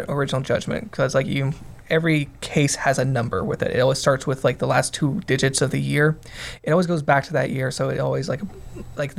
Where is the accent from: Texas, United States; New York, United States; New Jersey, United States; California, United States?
Texas, United States; I grew up in Texas